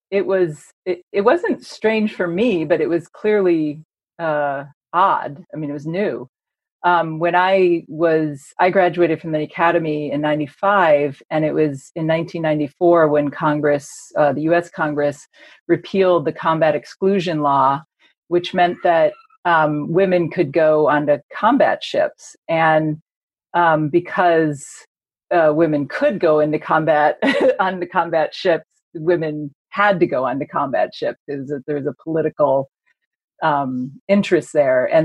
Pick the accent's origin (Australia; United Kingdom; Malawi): United Kingdom; now in United States; so I'm a British historian. I teach at Boston College.